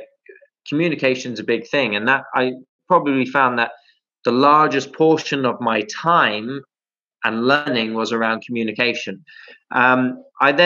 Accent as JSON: {"language": "English", "country": "United Kingdom", "also_born_or_lived": "Middle East", "moved": "as an adult", "said": "I never want to lose my Britishness or my connectivity to the UK"}